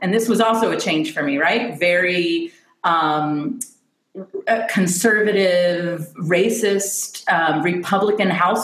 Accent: Kentucky, United States; moved away as an adult; also born or lived in Nashville, Tennessee / Albany, New York; I grew up an hour outside of Nashville in Kentucky. My dad lived in Nashville, so I grew up in both these states.

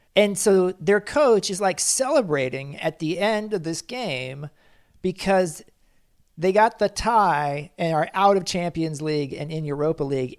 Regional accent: Kansas City, United States; my hometown, Kansas City

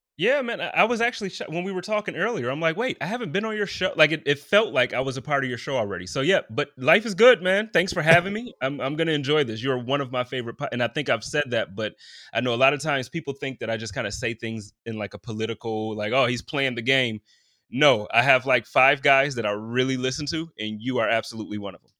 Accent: Buffalo, New York, United States; moved away as an adult; now in Indianapolis, United States; growing up in Buffalo

